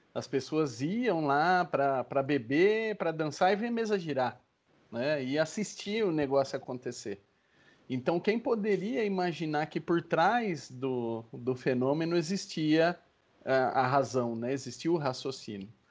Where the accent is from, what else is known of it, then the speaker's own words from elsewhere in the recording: Brazil; Nós como brasileiros